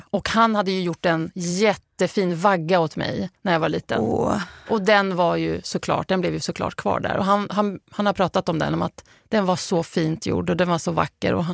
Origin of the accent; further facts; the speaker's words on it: Lebanon; now in Sweden; så mina barn vet att jag har flytt från Libanon och hur det har påverkat mig.